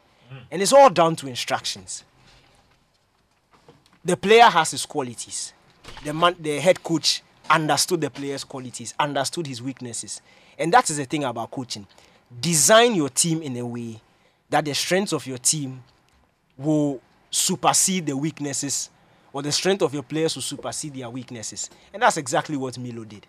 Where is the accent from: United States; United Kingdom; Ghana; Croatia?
Ghana; as a Ghanaian